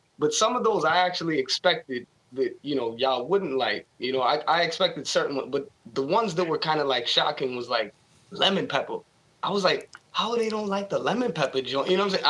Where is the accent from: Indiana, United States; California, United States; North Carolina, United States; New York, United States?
New York, United States; New York City; I'm from New York. I got tough skin.